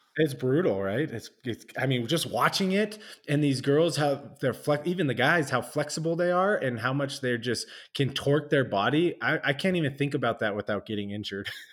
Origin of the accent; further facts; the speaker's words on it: Southern California, United States; I'm from SoCal